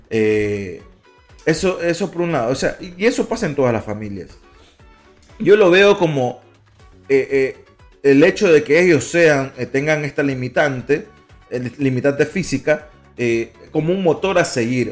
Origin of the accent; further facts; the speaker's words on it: Guayaquil, Guayas, Ecuador; now in United States; nacimos en Guayaquil